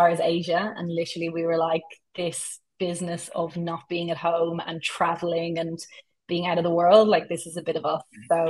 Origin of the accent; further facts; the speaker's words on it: Dublin, Leinster, Ireland; moved away as an adult; now in Sydney, Australia; Born and bred in Dublin. Absolutely was not meant to settle in Australia.